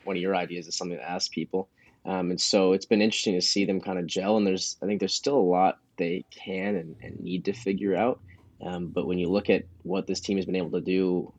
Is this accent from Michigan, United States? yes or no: yes; Ann Arbor, Michigan, United States; moved away as an adult; now in Eugene, United States; I'm originally from Ann Arbor, Michigan